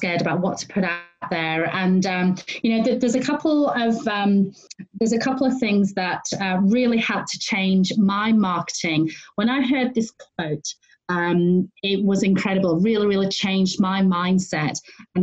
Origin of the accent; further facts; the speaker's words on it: United Kingdom; I'm female, I'm Chinese, I'm British